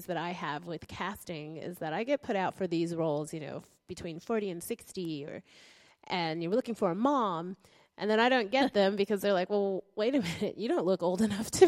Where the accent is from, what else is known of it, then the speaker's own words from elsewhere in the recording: United States; now in Brisbane, Australia; I'm from America, and I live in Brisbane